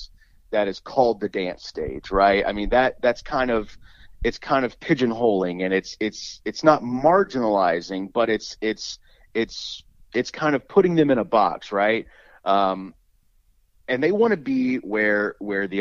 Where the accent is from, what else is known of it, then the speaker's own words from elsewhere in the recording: Dallas, Texas, United States; growing up in Dallas, I worked